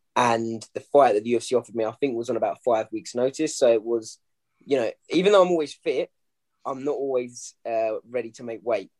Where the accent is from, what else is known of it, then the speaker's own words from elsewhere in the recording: London, United Kingdom; the crowds, you know, in the O2 hmm. Indigo mm. in my hometown